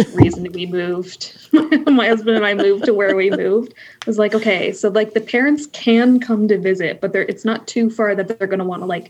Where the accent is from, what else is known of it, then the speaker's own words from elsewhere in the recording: Pickering, Ontario, Canada; Pickering is the town that I grew up, which is basically, for those not in Ontario, is about an hour east of Toronto. So basically Toronto. Pretty standard suburbs